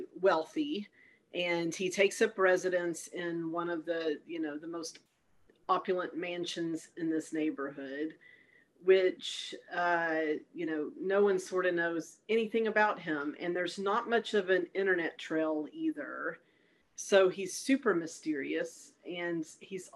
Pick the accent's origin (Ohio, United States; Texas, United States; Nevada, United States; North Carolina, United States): Texas, United States; Longview; Longview, Texas, my hometown